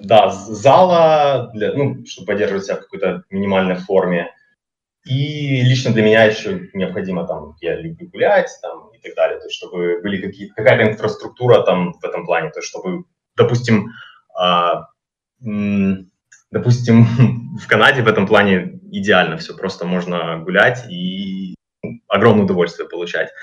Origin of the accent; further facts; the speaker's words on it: Kyiv, Ukraine; moved away as an adult; also born or lived in Canada; now in Mexico; Я родился сам в Киеве, прожил всю жизнь в Киеве